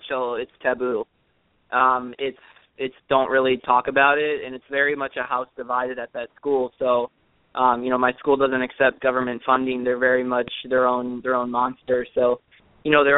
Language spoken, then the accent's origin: English; Wisconsin, United States; I grew up in Wisconsin